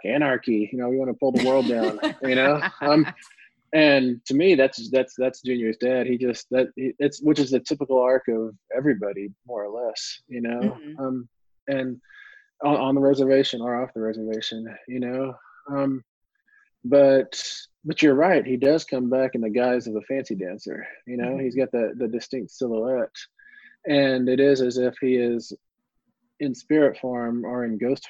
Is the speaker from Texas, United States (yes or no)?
yes; West Texas, United States; growing up in West Texas